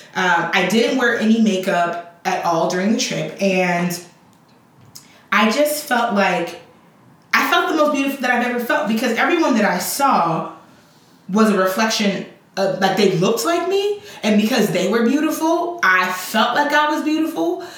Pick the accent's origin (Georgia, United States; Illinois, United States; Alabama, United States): Illinois, United States; Chicago; also born or lived in Liberia; I grew up in Liberia, uh, in um, Chicago. And although I was raised by Liberian parents, I was raised for the most part, you know, with American cultural norms.